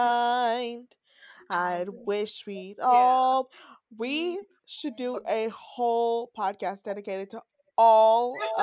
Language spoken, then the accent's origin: English; United States; But I'm American.